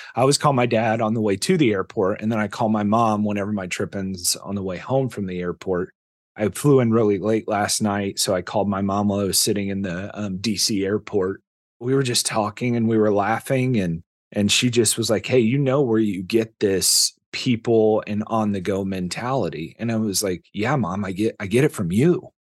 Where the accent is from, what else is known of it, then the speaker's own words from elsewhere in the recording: Indiana, United States; now in Texas, United States; I grew up in Indiana